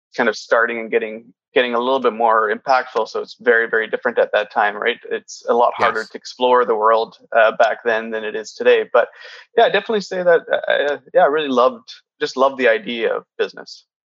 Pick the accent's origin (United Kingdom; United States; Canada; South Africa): Canada; Kitimat, British Columbia; my family's from portugal but I grew up in Kitimat in northern BC